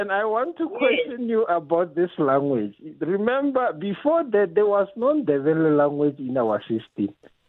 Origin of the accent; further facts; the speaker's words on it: Mpumalanga, South Africa; I'm from Mpumalanga. And I born there in the former KwaNdebele homeland.